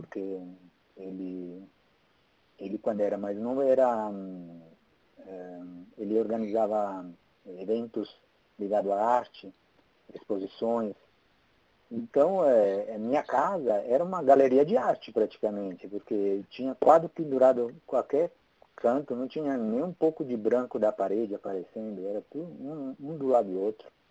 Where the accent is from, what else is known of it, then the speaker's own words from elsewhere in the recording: Italy; accent: Italian; Portuguese is a second language; moved away as an adult; also born or lived in Porto, Portugal; now in Brazil; eu sou italiano. É por isso uhum. que eu tenho sotaque.